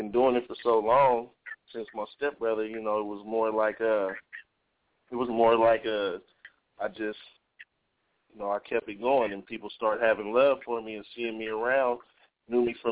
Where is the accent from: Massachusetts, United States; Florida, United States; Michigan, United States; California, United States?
California, United States; Sacramento; I'm from Sacramento